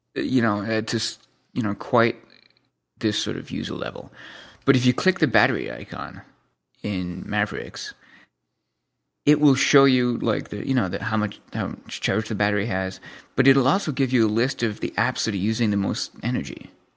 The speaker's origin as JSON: {"language": "English", "country": "Canada", "said": "I'm from Canada"}